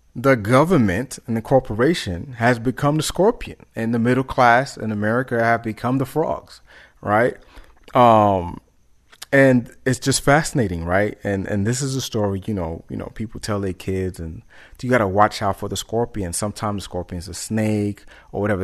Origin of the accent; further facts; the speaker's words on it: New York City, New York, United States; I'm from New York City, born in Harlem, raised in the Bronx